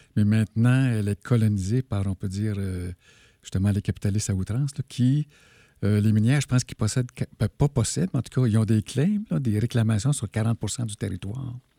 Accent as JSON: {"language": "French", "town": "Malartic", "region": "Quebec", "country": "Canada", "tie": "born or raised there", "said": "je suis né à Malartic"}